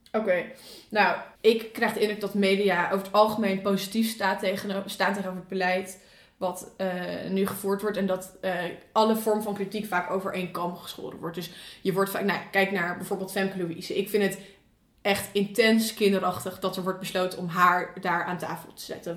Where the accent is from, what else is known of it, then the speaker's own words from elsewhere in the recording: Leusden, Utrecht, Netherlands; moved away; Ik kom uit Leusden.